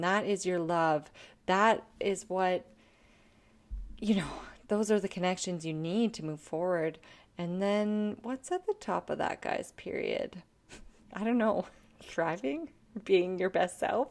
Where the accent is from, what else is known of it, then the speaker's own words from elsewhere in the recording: Canada; I am a Canadian artist